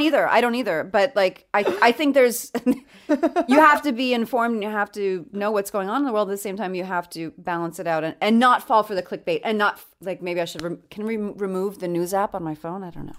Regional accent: New York City, New York, United States; moved away; I'm from New York

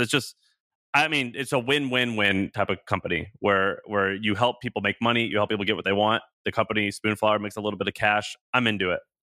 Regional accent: Missouri, United States; moved away; also born or lived in Tennessee; I'm from Missouri. I lived in Tennessee, so I'm kinda Southern

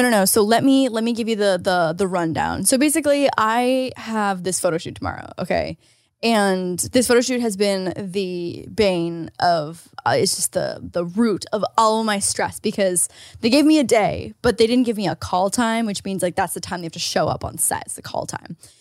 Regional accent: Canada; moved away; As a Canadian

